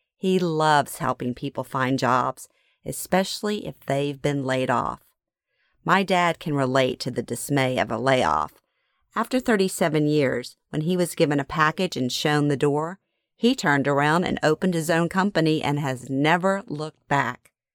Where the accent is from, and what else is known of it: Louisiana, United States; born or raised there; moved away